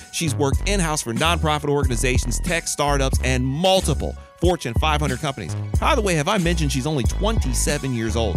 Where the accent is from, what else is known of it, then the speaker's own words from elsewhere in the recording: Michigan, United States; we're both from the state of Michigan, we're both from the Midwest